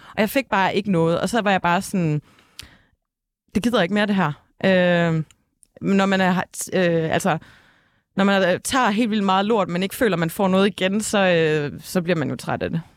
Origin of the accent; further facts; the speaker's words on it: Ølgod, Southern Denmark, Denmark; Ølgod, hvor jeg kommer fra